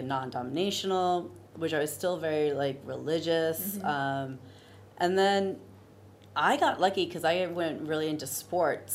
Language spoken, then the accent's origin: English; Virginia Beach, Virginia, United States; I'm originally from Virginia